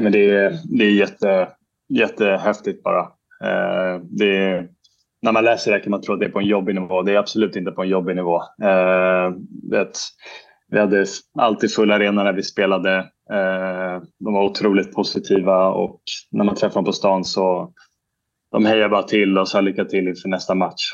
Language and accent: Swedish; Sweden; moved away as an adult; now in Murcia, Spain; på somrarna när jag är hemma i Sverige